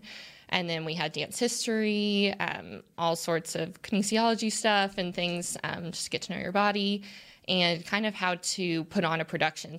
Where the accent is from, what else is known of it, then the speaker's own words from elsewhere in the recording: Fort Worth, Texas, United States; also born or lived in Arlington, Texas / Boston; I'm from Fort Worth. Was born in Arlington, grew up in Fort Worth